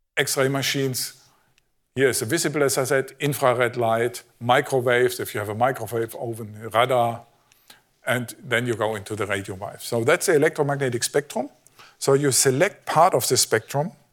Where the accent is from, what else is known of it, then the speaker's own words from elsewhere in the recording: Germany; I'm from Germany